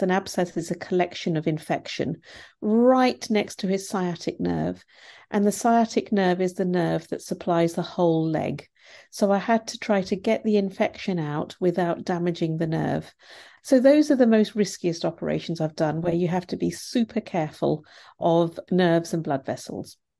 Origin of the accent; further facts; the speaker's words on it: India; now in United Kingdom; I'm from India originally and my grandparents were poor farmers